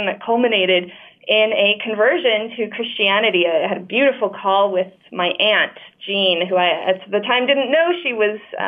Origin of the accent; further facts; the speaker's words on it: Layton, Utah, United States; I grew up in Layton, Utah